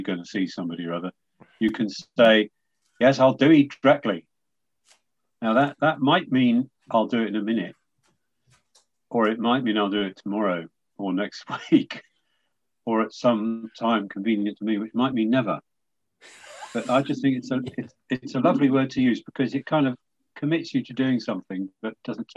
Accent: Tavistock, South West England, United Kingdom; I was born and brought up in Tavistock

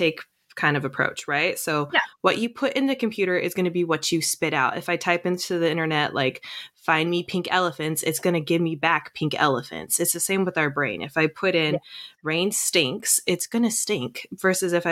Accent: Seattle, Washington, United States

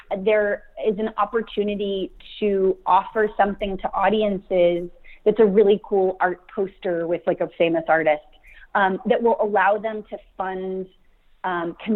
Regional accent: Sacramento, California, United States; I'm from Sacramento

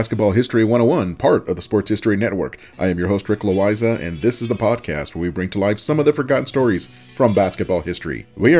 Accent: Southern California, United States; also born or lived in Santa Clara, California; I grew up in Southern California, but when it was time for me to leave home to go to college, I moved over 400 miles away to Northern California.

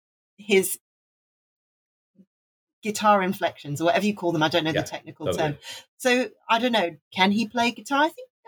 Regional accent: Wales, United Kingdom; I'm from Wales. I was born in Wales. My dad was Welsh. And, you know, I grew up with big burly men belting out songs

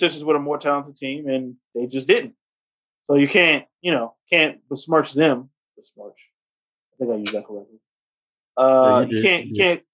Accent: the South, United States; I am a Southerner

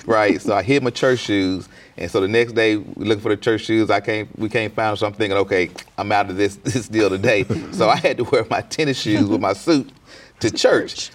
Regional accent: Clarksdale, Mississippi, United States; I'm, you know, from Clarksville as well

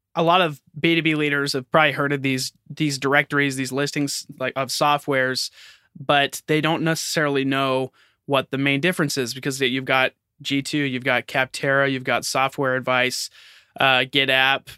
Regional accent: United States; I'm American

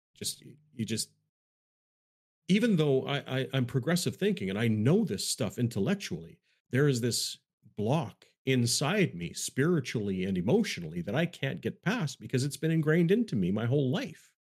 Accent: Canada; I'm Canadian

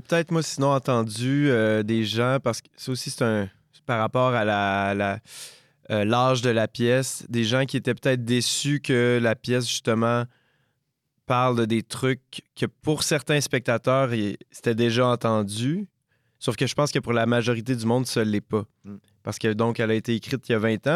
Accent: Quebec, Canada; chez nous au Québec

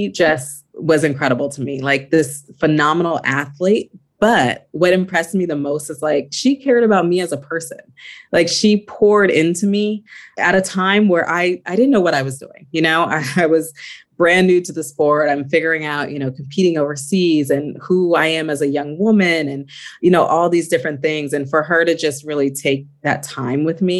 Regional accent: California, United States; move back to California, my hometown

